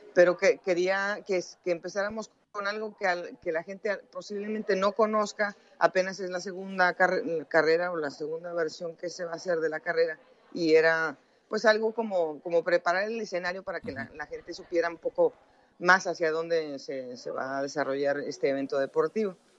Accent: Mexico; moved away as an adult; also born or lived in Colombia; now in United States; yo nací en México, empecé a trabajar en México, me fui a Estados Unidos, en donde yo resido hace 20 años

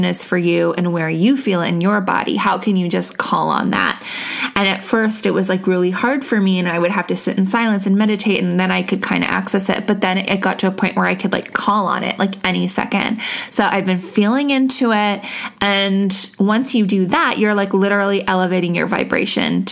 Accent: Canada; I'm Canadian.

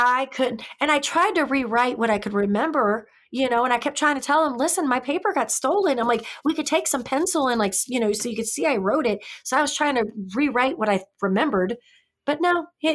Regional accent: Missouri, United States; I'm from Missouri

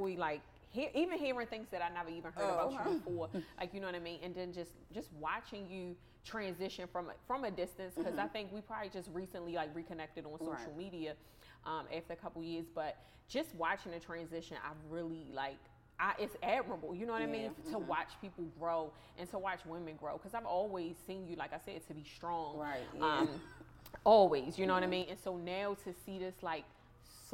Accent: Baltimore, Maryland, United States; accent: thick Baltimore; moved away; my accent is super thick. Like when I live in another state now, and they always know I'm from Baltimore.

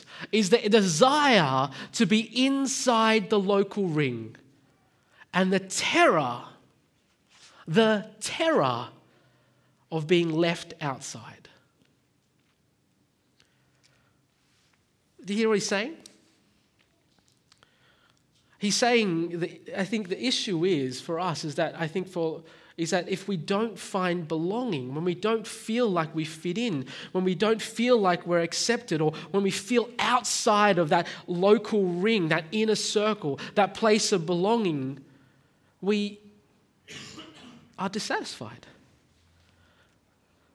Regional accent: Australia; accent: Australian; I am Australian. I was born here. I was raised here

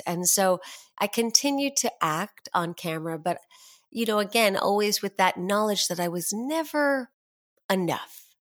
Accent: New York City, New York, United States; I started out as I was born and raised in New York City, and both my parents were actors, but they stopped really professionally acting by the time I was born.

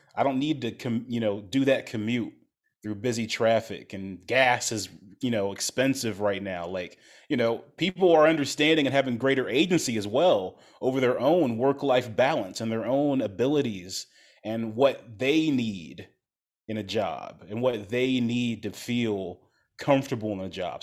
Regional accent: Ohio, United States; now in Chicago, United States; I'm not from Chicago, I grew up in Ohio

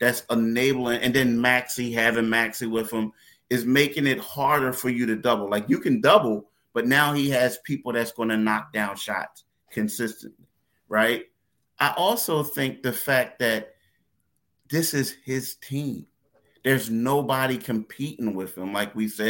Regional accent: Philadelphia, Pennsylvania, United States; we're from Philly

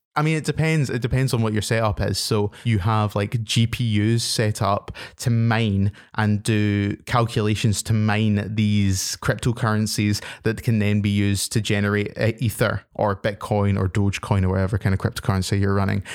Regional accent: Scotland, United Kingdom; being a Scottish person myself

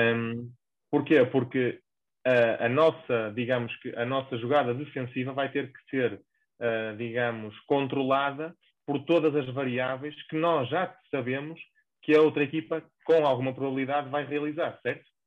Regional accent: the North, Norte, Portugal; accent: northern; moved away as an adult; now in Lisbon, Portugal; encontro-me a trabalhar em Lisboa, uh, mas para os que se calhar já deram por ela, eu sou do Norte, causa do meu sotaque

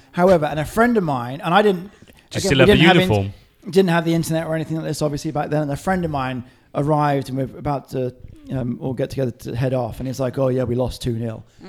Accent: Hong Kong; And for me, I was growing up in Hong Kong.

